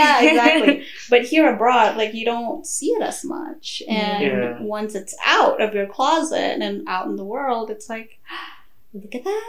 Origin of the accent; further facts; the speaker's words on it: Indonesia; moved away; I'm from Indonesia